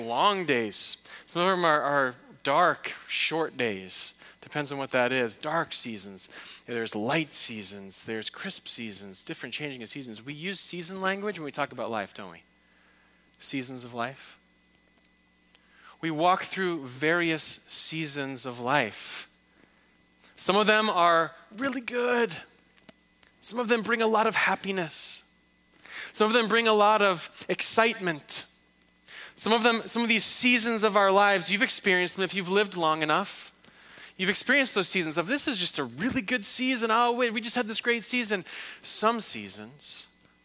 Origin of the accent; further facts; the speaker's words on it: outside of Detroit, Michigan, United States; moved away; I'm from the Midwest. I'm from the outside of Detroit